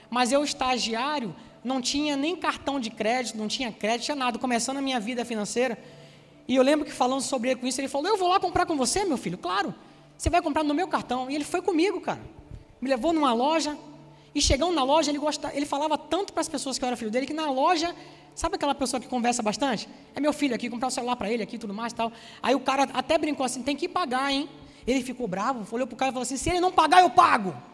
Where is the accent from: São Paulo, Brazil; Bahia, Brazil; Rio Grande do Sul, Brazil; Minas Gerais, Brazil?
Bahia, Brazil; Salvador; now in Rio de Janeiro, Brazil; Você já deve ter notado, né? Se não me conhece, que eu não sou carioca, eu sou soteropolitano, sou baiano de Salvador. Oxente, né? alguém falou aí oxente. Já perdi um monte do sotaque, porque eu já estou aqui no Rio há 20 anos